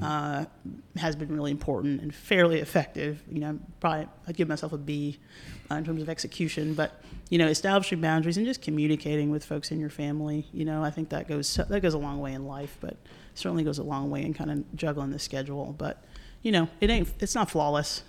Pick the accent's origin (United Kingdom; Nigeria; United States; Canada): United States; North Carolina; I'm from North Carolina